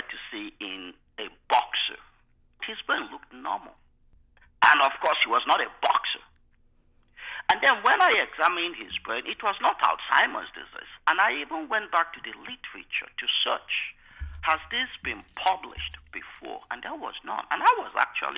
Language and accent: English; Nigeria; moved away as an adult; now in United States; I was born in Nigeria, grew up in Nigeria. I came here October 24, 1994. I was 26 years old.